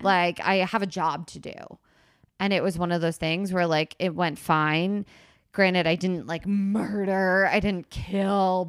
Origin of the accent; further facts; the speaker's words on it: Princeton, New Jersey, United States; I grew up in Princeton, New Jersey